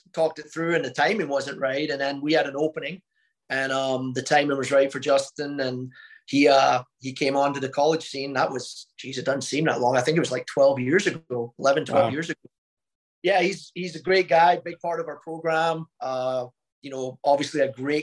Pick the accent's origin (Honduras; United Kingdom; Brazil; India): United Kingdom; Scotland; also born or lived in Mobile, Alabama; now in Oklahoma, United States; I'm a Scottish guy